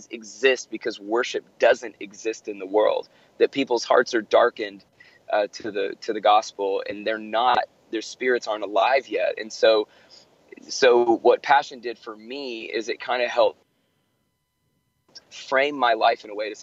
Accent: Atlanta, Georgia, United States; my hometown here in Atlanta

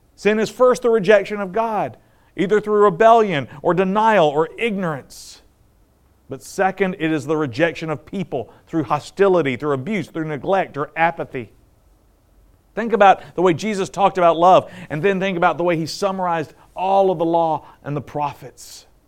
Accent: the South, United States; I grew up in the South

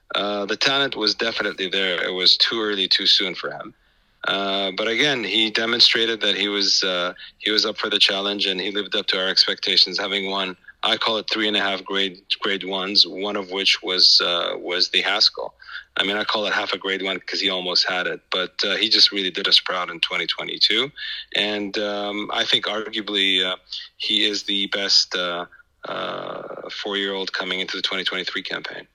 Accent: Saudi Arabia; it's my hometown

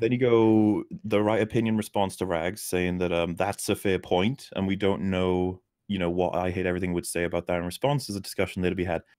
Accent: Wales, United Kingdom; accent: Wales

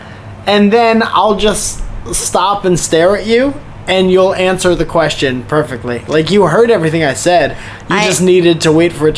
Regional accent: Connecticut, United States; we're both from Connecticut

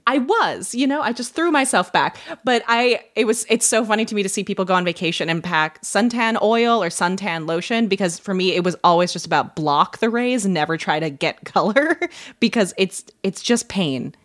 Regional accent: Ireland; I'm Irish

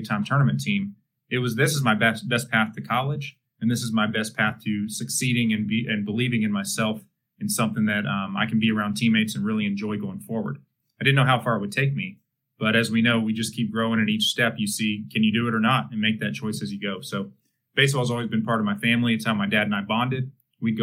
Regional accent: Texas, United States; growing up in Texas

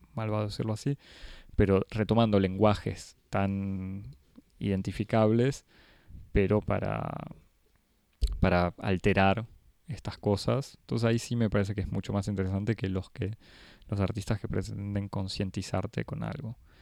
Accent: Argentina; a mí como argentino

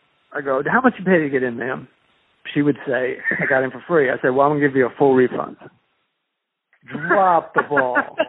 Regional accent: Ohio, United States; I'm from Ohio.

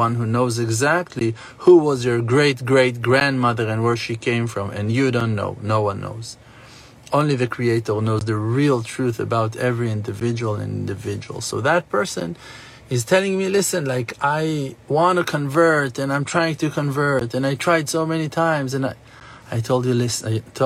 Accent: Jerusalem, Jerusalem District, Israel; I was born in Yerushalayim, in Jerusalem. I was born in the Holy Land of Israel

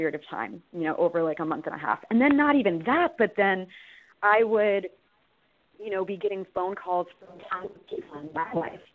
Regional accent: Baltimore, Maryland, United States; I was born and raised in Baltimore

